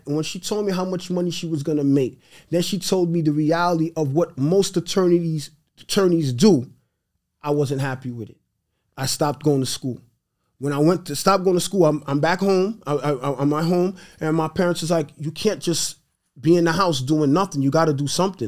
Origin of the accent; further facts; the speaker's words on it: New York City, New York, United States; first language Haitian Creole; English is a second language; also born or lived in Brooklyn, New York / Haiti; now in Long Island, United States; born in Brooklyn, raised in Queens, live in Long Island.